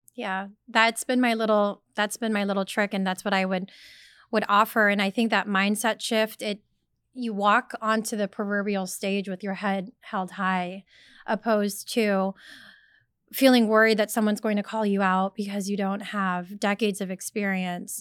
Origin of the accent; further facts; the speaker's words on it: Sacramento, California, United States; I was born and raised in Sacramento, California